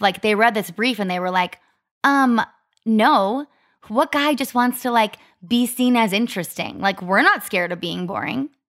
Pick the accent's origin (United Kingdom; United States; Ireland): United States; Arizona; also born or lived in Ohio; I was from Arizona